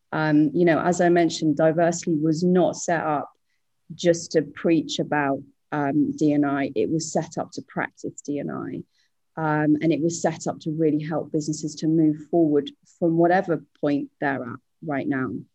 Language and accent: English; United Kingdom; now in Singapore; I'm British, but I'm living over in Singapore